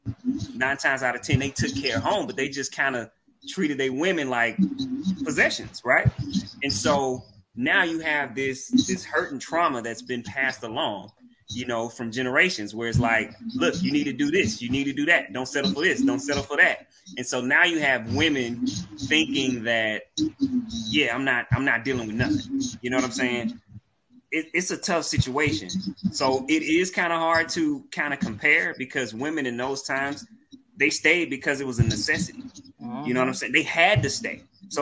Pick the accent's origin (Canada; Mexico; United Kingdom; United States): United States; Mississippi; I'm from Mississippi.